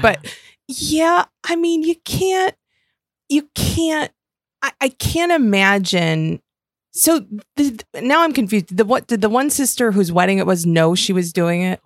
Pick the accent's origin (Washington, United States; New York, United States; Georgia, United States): New York, United States; Western; I grew up in Western New York